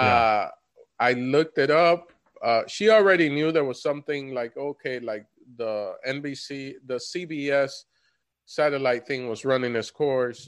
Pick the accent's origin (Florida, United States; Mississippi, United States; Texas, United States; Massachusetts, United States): Florida, United States; we come from Florida, both of us.